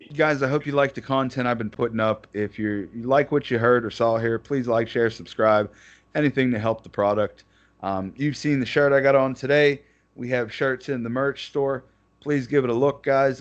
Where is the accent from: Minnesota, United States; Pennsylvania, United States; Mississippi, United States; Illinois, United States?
Pennsylvania, United States; Pittsburgh; we grew up in Pittsburgh